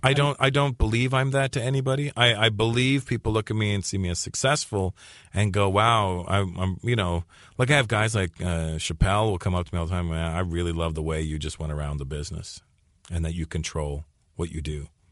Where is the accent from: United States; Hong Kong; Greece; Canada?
Canada; growing up in Canada as a minority, and specifically being an Indian kid